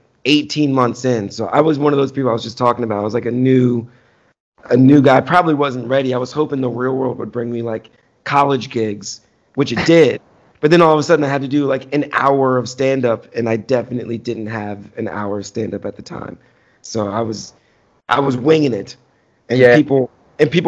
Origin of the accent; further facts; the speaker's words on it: Washington, District of Columbia, United States; They were doing it in like Adams Morgan in D.C., which is my hometown.